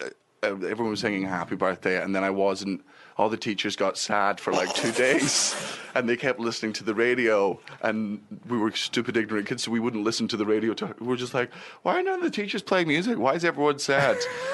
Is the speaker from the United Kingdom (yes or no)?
yes; England, United Kingdom; born there; You know, I was born in England and whatnot